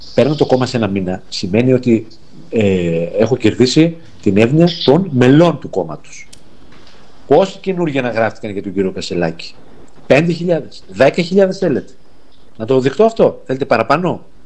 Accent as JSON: {"language": "Greek", "town": "Arta", "region": "Epirus", "country": "Greece", "said": "Εγώ είμαι από την Άρτα"}